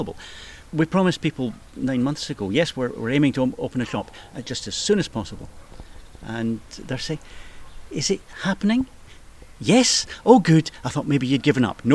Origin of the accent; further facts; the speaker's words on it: Edinburgh, Scotland, United Kingdom; I was born and bred in Portobello. I've lived the majority of my life in Portobello